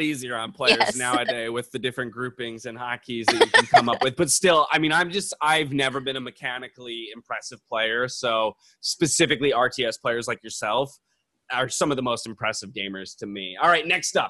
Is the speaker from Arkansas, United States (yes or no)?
no; San Diego, California, United States; I'm a San Diego boy. I grew up in San Diego.